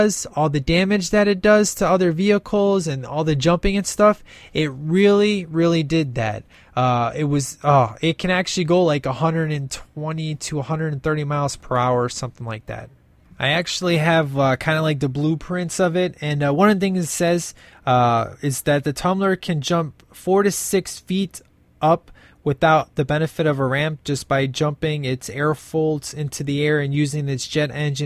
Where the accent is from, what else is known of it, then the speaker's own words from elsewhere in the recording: Illinois, United States; I'm from Illinois